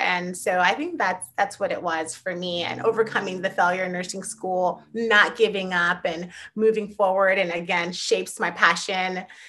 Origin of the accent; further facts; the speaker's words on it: Miami, Florida, United States; growing up in Miami, again, my parents, immigrants from Haiti.